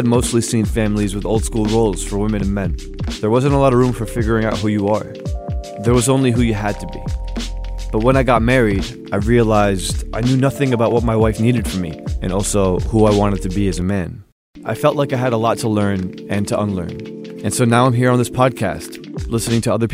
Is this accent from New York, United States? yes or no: no; Newark, New Jersey, United States; growing up in Newark, New Jersey